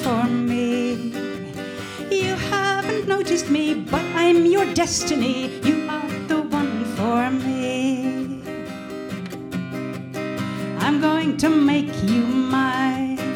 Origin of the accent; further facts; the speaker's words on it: West Highlands of Scotland, United Kingdom; I'm from the West Highlands of Scotland